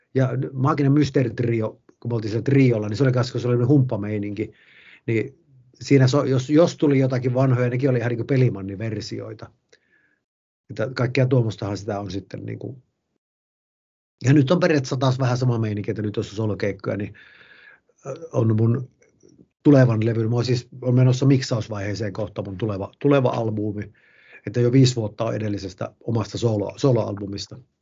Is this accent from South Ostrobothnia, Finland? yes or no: no; Haukipudas, North Ostrobothnia, Finland; moved away; also born or lived in Helsinki; en edes muuttanut Ouluun, vaan tänne ihan Haukiputtaalle ja Martiniemen seudulle, mistä on kotoisin